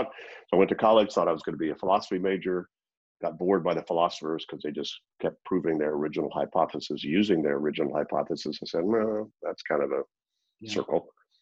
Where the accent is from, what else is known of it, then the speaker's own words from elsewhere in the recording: Louisiana, United States; also born or lived in Zurich, Switzerland; the city that I grew up in Louisiana in the U.S.